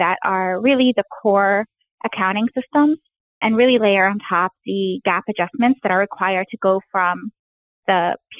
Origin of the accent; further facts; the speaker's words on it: Alexandria, Alexandria Governorate, Egypt; moved away; I grew up in Alexandria, Egypt